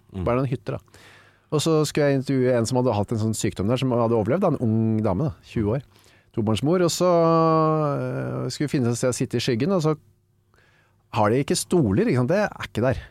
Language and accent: Norwegian; Bærum, Akershus, Norway; also born or lived in Narvik, Norway / Bjerkvik, Norway; now in Oslo, Norway; Og så flytta vi tilbake til eh, Bærum og Asker, har egentlig jeg bodd mesteparten av livet mitt.